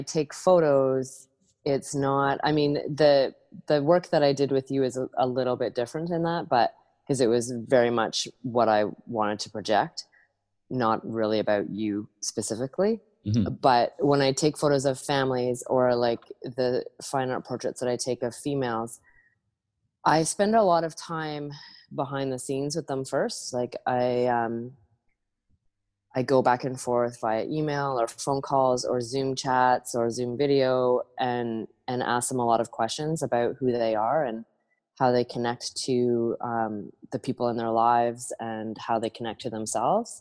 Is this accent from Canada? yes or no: yes; Owen Sound, Ontario, Canada; moved away as an adult; also born or lived in New Brunswick; now in Nova Scotia, Canada; I grew up in Owen Sound, Ontario